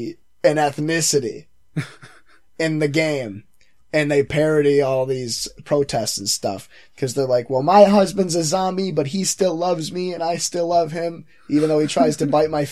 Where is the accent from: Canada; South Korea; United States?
Canada; I mean, I'm Canadian